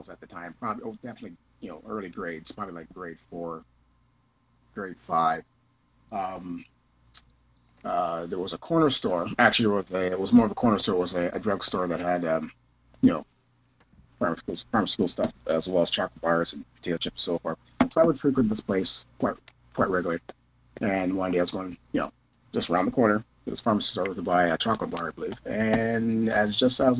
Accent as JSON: {"language": "English", "town": "Kitchener", "region": "Ontario", "country": "Canada", "tie": "born or raised there", "said": "when I was younger, living, growing up in Kitchener"}